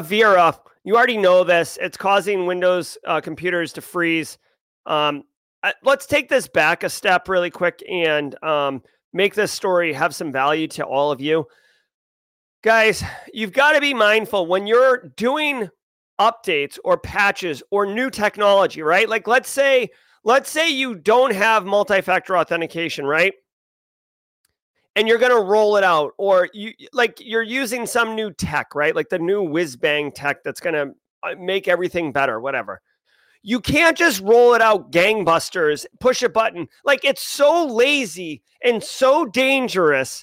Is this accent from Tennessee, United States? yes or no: no; Boston, Massachusetts, United States; accent: Boston; my actual Boston accent